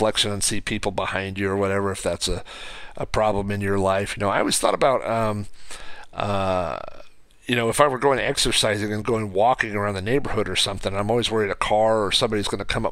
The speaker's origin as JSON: {"language": "English", "region": "Oklahoma", "country": "United States", "also_born_or_lived": "Spokane, Washington", "said": "I moved from Oklahoma to Spokane, and I was there for about a year and a half, and then I came back. And so anyway, when I came back home to Oklahoma in 98"}